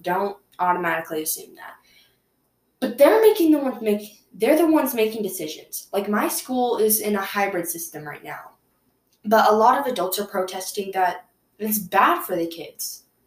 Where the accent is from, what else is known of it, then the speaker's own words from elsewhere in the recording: United States; I'm from America